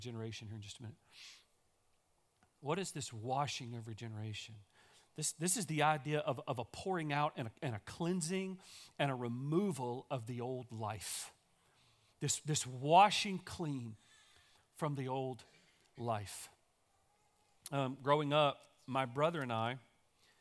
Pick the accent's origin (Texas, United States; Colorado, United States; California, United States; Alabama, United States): Texas, United States; Daingerfield; also born or lived in Gilmer, Texas; even though I grew up in Dangerfield